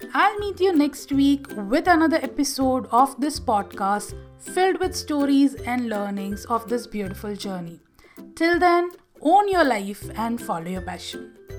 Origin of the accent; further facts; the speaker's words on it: Gujarat, India; moved away as an adult; also born or lived in Bangalore; I had moved from my hometown in Gujarat and shifted to Bangalore